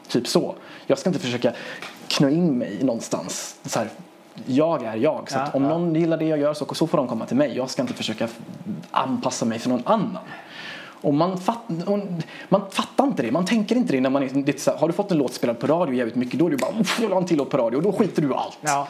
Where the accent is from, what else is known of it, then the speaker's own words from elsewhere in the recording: Sweden; also born or lived in Iran / Gothenburg; jag är inte uppvuxen i mitt hemland, jag är uppvuxen i Sverige